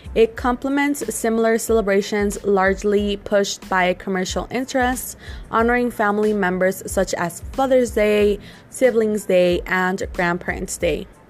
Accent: Mexico; I'm from Mexico

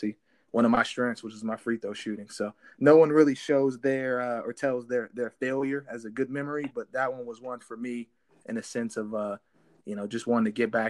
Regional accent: Pickerington, Ohio, United States; moved away as an adult; also born or lived in Reynoldsburg, Ohio; I grew up in a small town right outside of Columbus called Pickerington in Reynoldsburg, Ohio

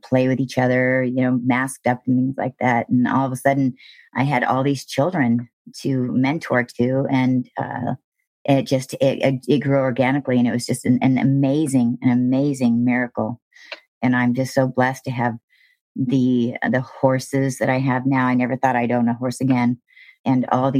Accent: Thousand Oaks, California, United States; born or raised there

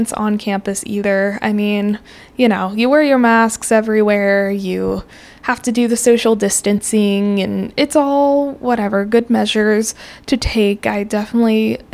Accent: Colorado, United States; moved away as an adult; now in Texas, United States; I'm from Colorado originally

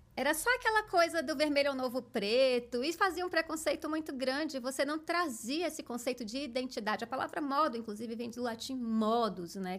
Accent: Barreiras, Bahia, Brazil; moved away as an adult; also born or lived in Salvador; now in São Paulo, Brazil; eu sou do interior do interior da Bahia, de uma cidade é, muito forte no agronegócio, chamada Barreiras Bahia

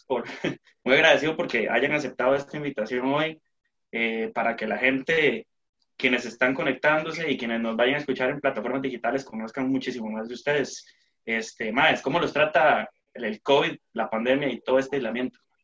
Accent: Costa Rica

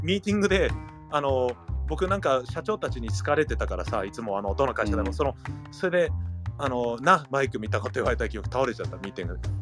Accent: United States; moved away as an adult; also born or lived in Nagoya, Japan; now in Tokyo, Japan; アメリカで生まれてるから日本人ではないんだよね僕たちは

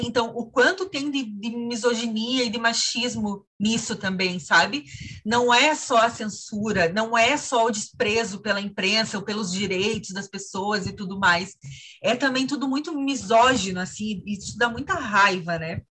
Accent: Santa Cecília, Santa Catarina, Brazil; moved away; eu fui para Santa Cecília no Natal, né, lá na minha cidade

